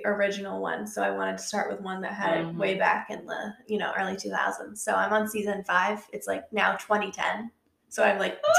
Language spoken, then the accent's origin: English; the Bay Area, California, United States; now in North Carolina, United States; I had to start with the California ones because that's where I grew up. So I know the vibes of the rich Californians. Even though I grew up mostly in the Bay Area, I know those vibes.